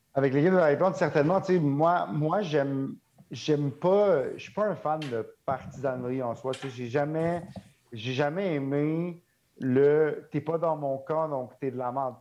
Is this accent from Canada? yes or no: yes; Montreal, Quebec, Canada; j'ai grandi à Montréal